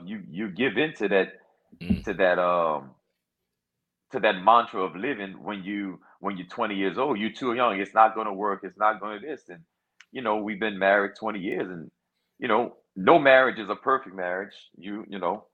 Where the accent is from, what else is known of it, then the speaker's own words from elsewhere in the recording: Louisiana, United States; born and raised in Louisiana. You know, love it. Proud to be from Louisiana